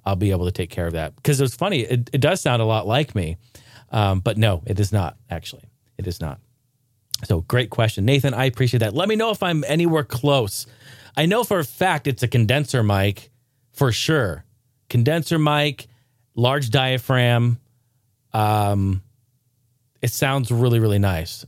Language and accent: English; Northwest, United States; I grew up in the Northwest